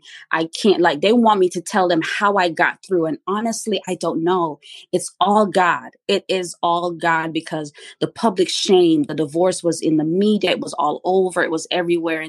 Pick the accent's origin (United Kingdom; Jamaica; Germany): Jamaica; Kingston; now in United States; I was born and raised in Kingston, Jamaica